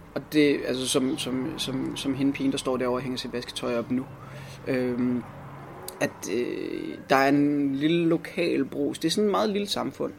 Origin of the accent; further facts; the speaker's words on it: Copenhagen, Capital Region of Denmark, Denmark; moved away as an adult; also born or lived in Guldborgsund; Jeg er vokset op i Nyboder